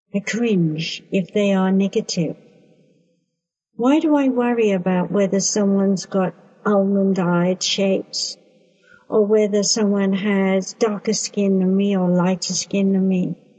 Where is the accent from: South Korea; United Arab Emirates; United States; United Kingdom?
United Kingdom; I being British